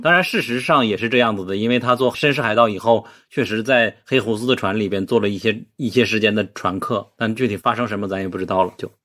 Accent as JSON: {"language": "Chinese", "country": "China", "said": "我作为中国人"}